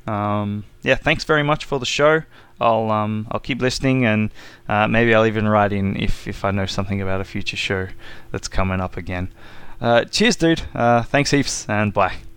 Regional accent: Australia; I'm from Australia

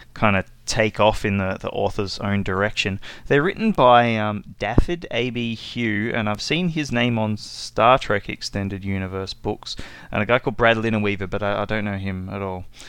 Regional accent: Australia; I'm from Australia

